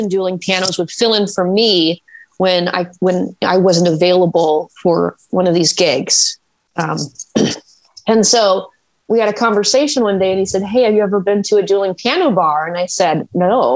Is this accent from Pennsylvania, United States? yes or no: no; Wisconsin, United States; accent: Midwestern; moved away as an adult; also born or lived in Madison, Wisconsin; now in Fairfax, United States; I'm actually originally from Wisconsin. From Wisconsin. Midwest